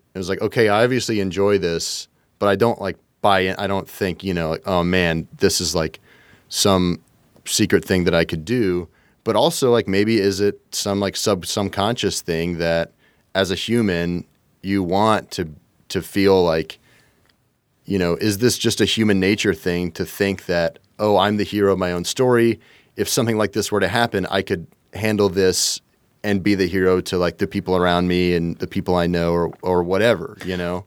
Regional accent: Kentucky, United States; I'm from Kentucky

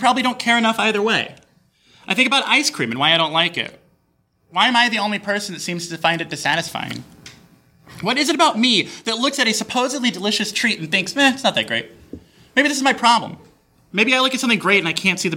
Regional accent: Texas, United States; I'm from Texas.

